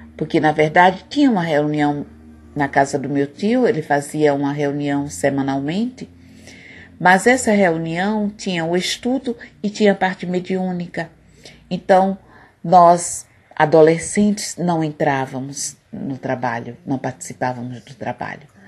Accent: Nossa Senhora do Socorro, Sergipe, Brazil; Eu nasci num povoado muito simples e muito pobre, aqui pertinho de Aracaju, mas que pertence ao município de Nossa Senhora do Socorro

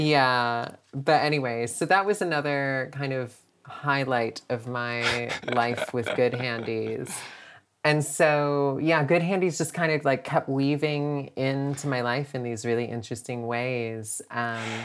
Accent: Canada; which in Canada we call an apartment

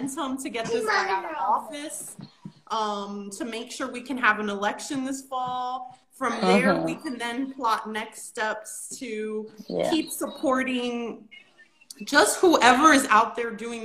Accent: New York City, New York, United States; I'm from the Bronx

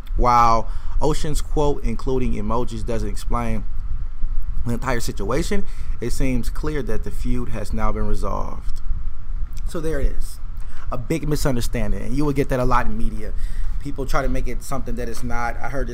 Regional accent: Detroit, Michigan, United States; I'm from Detroit.

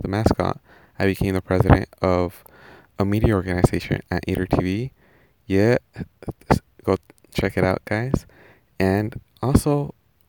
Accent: Anaheim, California, United States; first language Spanish; English is a second language; also born or lived in Mexico; I was actually born in Anaheim, California. But at the age of 2, I was sent to live in Mexico. And I was there until the age of 7. Now, Spanish came to be my first language

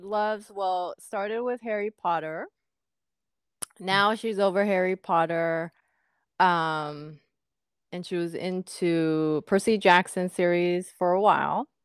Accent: Japan; moved away as an adult; now in United States; I grew up in Japan until you know the first half of my, not first half but uh, until I was what first year college

